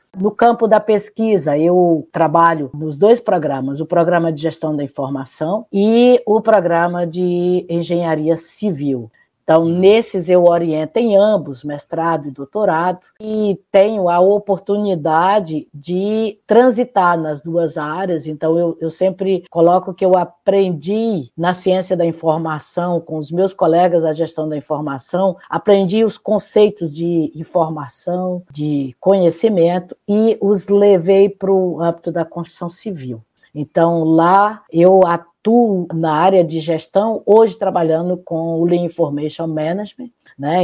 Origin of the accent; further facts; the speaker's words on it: Pedra Branca, Ceará, Brazil; moved away as an adult; also born or lived in Fortaleza / Santa Catarina / Paraná; now in Porto, Portugal; Eu sou cearense, nasci numa cidadezinha do interior do Ceará chamada Pedra Branca